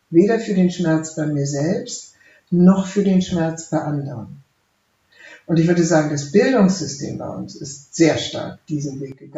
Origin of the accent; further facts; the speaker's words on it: West Germany, Germany; ich habe das geschrieben als eine Deutsche, die im Westen aufgewachsen ist